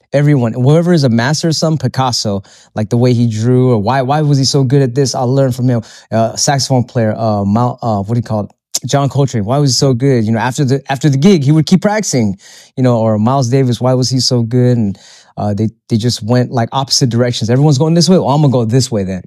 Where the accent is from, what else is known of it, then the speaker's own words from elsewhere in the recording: Philippines; moved away; I'm, I'm Filipino, so when I go back to my country, it's a third world country